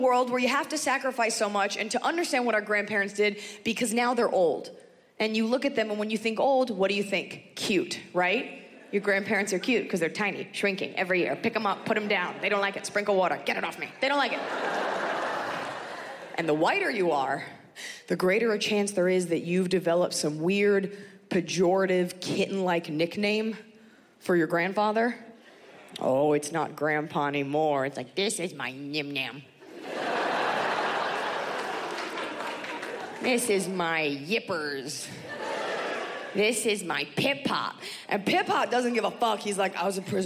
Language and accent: English; United States; I am very proud to be an American